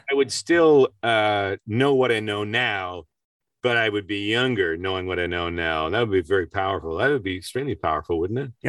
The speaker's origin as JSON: {"language": "English", "town": "Peterborough", "region": "Ontario", "country": "Canada", "tie": "born or raised there", "said": "my hometown in a little place called Peterborough, Ontario, Canada"}